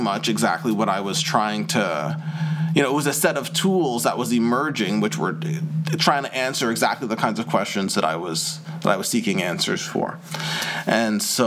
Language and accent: English; Toronto, Ontario, Canada; accent: Canadian; moved away as an adult; also born or lived in Ottawa, Canada; now in London, United Kingdom; Growing up in Toronto